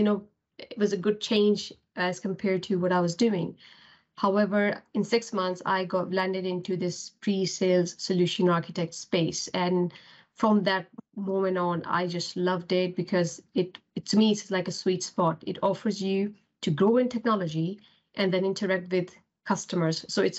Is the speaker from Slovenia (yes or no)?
no; Pakistan; English is a second language; moved away as an adult; now in United Kingdom; So obviously I came from Pakistan to UK and I was supporting myself, although I did have a scholarship for study, but that's just not enough.